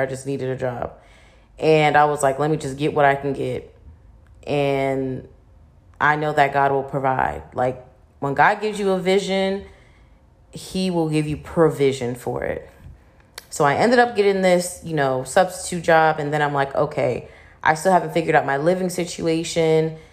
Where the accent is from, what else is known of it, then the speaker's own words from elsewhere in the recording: Virginia, United States; moved away as an adult; now in Houston, United States; I really wanna move out of Virginia, like, you know, I love my hometown